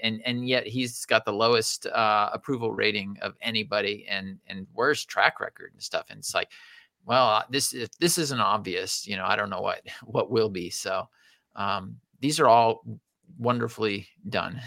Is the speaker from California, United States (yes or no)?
yes; California, United States; we are from California